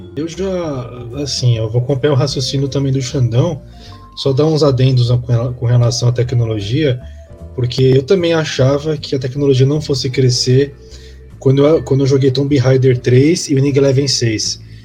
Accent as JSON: {"language": "Portuguese", "country": "Brazil", "said": "Eu como brasileiro"}